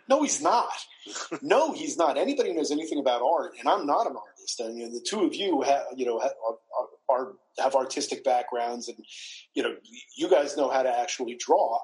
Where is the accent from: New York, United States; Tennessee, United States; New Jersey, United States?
New York, United States; New York City; being a New Yorker